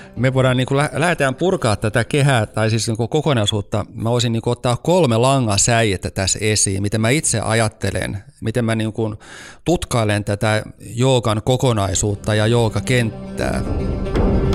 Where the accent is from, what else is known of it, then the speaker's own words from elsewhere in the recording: Turku, Southwest Finland, Finland; moved away as an adult; also born or lived in Lappeenranta; now in Helsinki, Finland; mä siis olen kotoisin Turusta